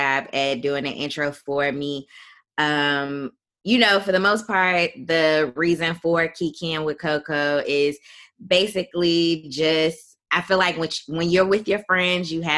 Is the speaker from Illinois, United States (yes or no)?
yes; Chicago, Illinois, United States; moved away as an adult; I am from Chicago, Illinois, originally